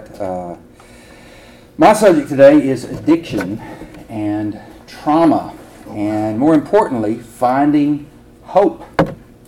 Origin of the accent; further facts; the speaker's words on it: Alabama, United States; moved away; in Alabama, at the end of a prayer, Bobby, we say, roll tide